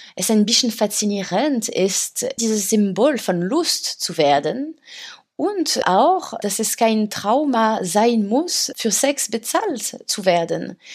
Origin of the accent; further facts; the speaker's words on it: France; German is a second language; moved away as an adult; now in Berlin, Germany; bei uns in Frankreich